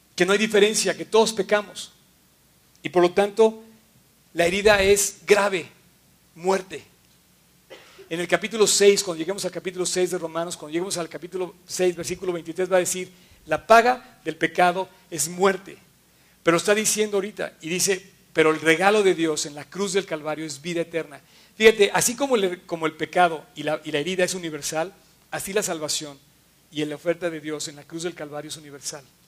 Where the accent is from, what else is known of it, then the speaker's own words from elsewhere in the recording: Mexico; Me fui a un viaje fuera de México un año y cuando regreso lo veo transformado